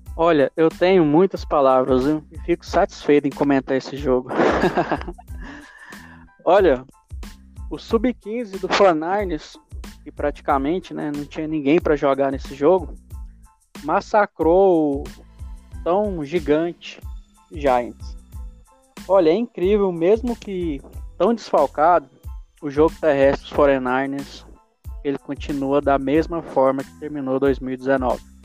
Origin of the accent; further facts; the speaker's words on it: Anápolis, Goiás, Brazil; sou de Anápolis, Goiás